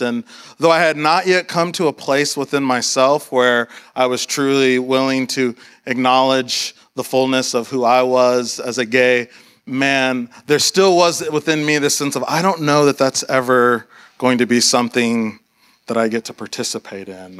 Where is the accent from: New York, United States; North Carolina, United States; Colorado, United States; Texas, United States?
Texas, United States; Austin; I grew up in Austin